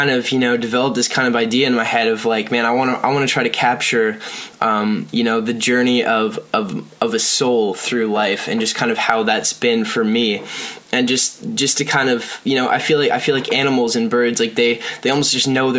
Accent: Lindsay, Ontario, Canada; I was born in Ontario, Canada, in this tiny little town called Lindsay, and there's pretty much nothing there, but that's the place that kind of, you know, made me want to make music

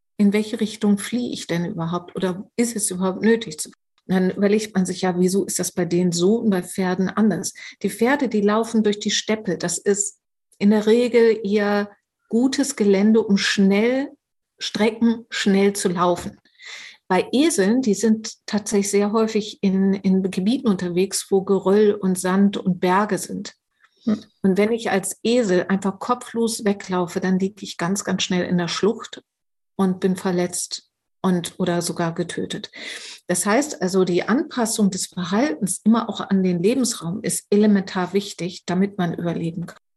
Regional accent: Germany

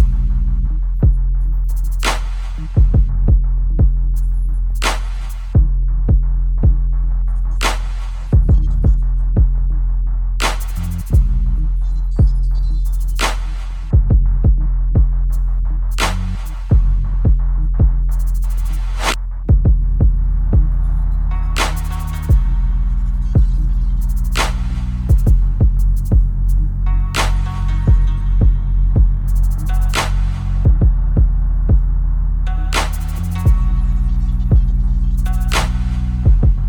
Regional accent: Chicago, Illinois, United States; I'm from Chicago

